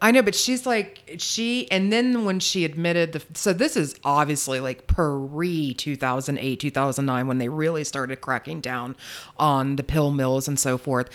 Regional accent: Charleston, South Carolina, United States; I'm from Charleston, South Carolina

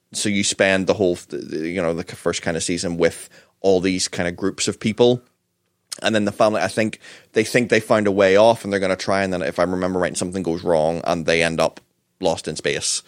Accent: Northern Ireland, United Kingdom; we're from Northern Ireland

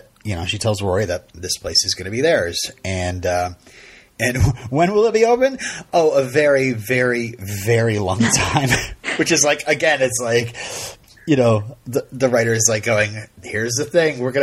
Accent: Vermont, United States; I'm from Vermont

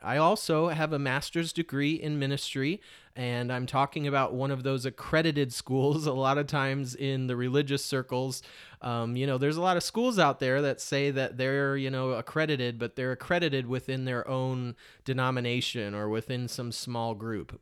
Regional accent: Detroit, Michigan, United States; moved away as an adult; also born or lived in Portland, Oregon; somebody growing up in Metro Detroit and then moving to a place like Portland, Oregon.

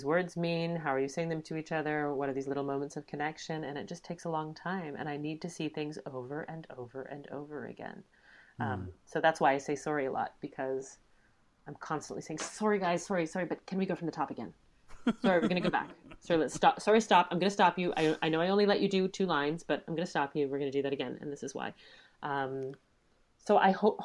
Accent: Canada; We're so Canadian

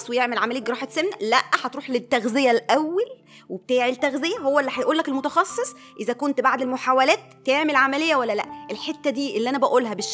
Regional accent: Egypt; عندنا في مصر

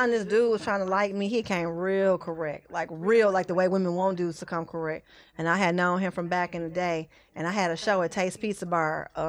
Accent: Detroit, Michigan, United States; I'm from Plymouth and Wyoming.

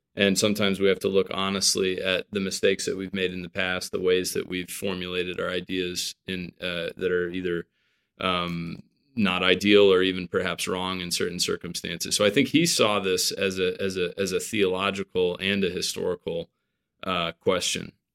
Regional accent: United States; as an American, you know, raised on, um, you know, Fourth of July

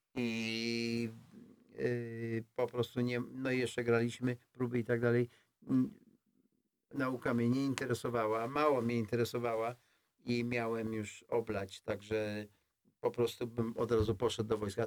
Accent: Poland; moved away; ja jestem, ja jestem z Polski

